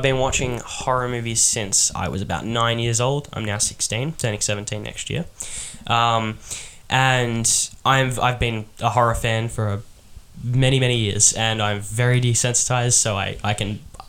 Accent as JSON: {"language": "English", "country": "Australia", "said": "We're from Australia"}